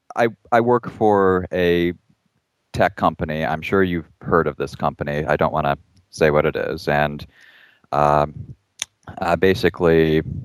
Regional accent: Ohio, United States; where I grew up in Ohio

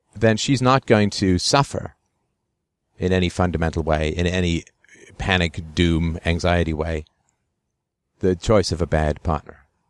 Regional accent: England, United Kingdom; when I was a kid growing up in England

